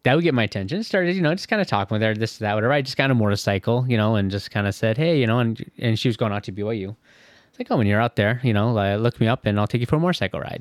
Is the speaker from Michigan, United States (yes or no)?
yes; Michigan, United States; moved away as an adult; also born or lived in Orange County, California / Indiana; now in Fishers, United States; growing up in Michigan